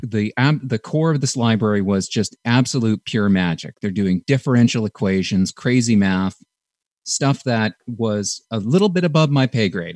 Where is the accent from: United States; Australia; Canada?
Canada; we're from Canada